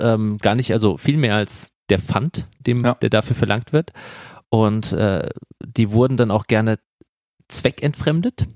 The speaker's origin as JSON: {"language": "German", "town": "Darmstadt", "region": "Hesse", "country": "Germany", "said": "bei uns in Darmstadt in Südhessen"}